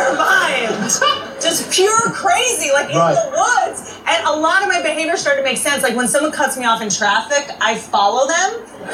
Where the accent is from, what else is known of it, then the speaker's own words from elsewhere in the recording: Washington, District of Columbia, United States; also born or lived in Virginia / West Virginia; So I am from D.C.